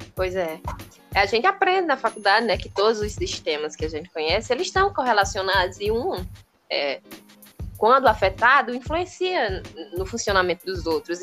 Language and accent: Portuguese; Ceará, Brazil; aqui no Ceará, sou do Ceará